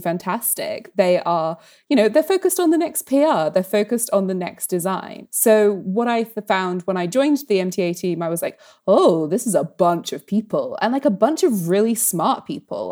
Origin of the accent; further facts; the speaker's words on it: United Kingdom; especially as a British person